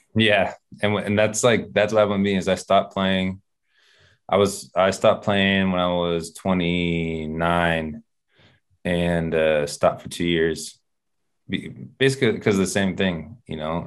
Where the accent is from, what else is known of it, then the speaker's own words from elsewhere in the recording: Sacramento, California, United States; I'm from Sacramento, so we had the Kings out there